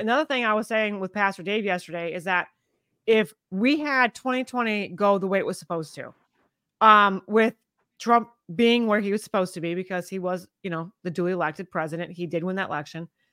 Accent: United States; I'm such an American, I have an American spirit and an American patriot, and I love my nation

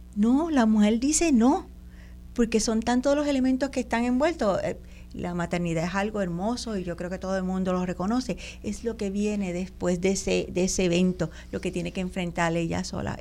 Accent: Puerto Rico; yo soy puertorriqueña y nadie me lo va a quitar

